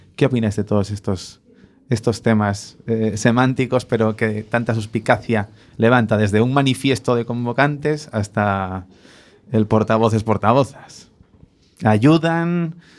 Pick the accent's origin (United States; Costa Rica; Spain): Spain; somos muy, muy españoles